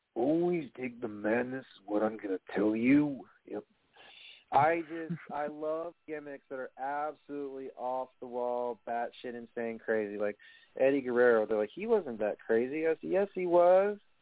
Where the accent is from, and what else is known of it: New York, United States; accent: New York